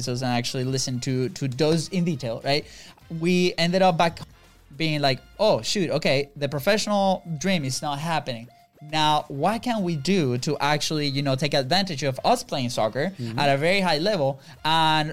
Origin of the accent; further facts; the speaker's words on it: Venezuela; now in United States; we're not from here, from the U.S., right? We're originally from Venezuela.